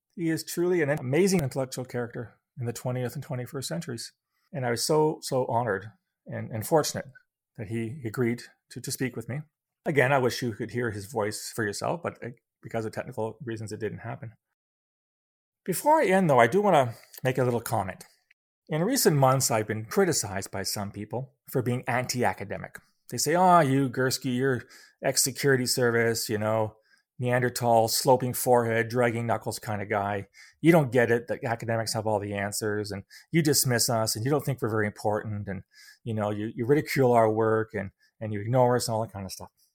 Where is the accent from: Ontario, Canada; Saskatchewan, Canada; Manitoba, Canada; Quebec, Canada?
Ontario, Canada; London; London, Ontario, my hometown